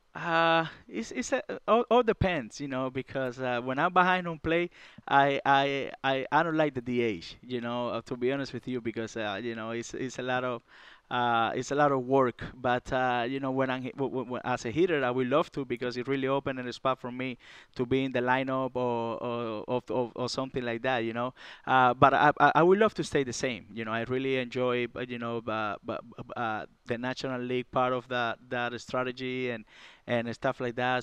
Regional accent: Cuba; moved away; I came from Cuba, and, uh, it was very tough for me down there in Cuba

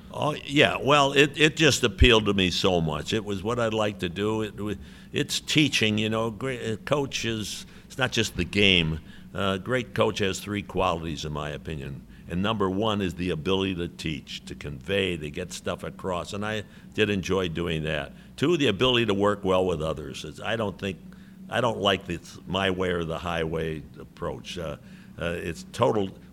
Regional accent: Chicago, Illinois, United States; moved away; my hometown

